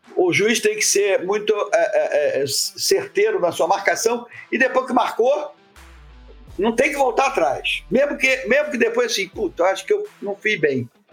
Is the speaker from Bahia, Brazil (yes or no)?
no; Rio de Janeiro, Brazil; eu comecei no futebol de praia em Copacabana, onde eu nasci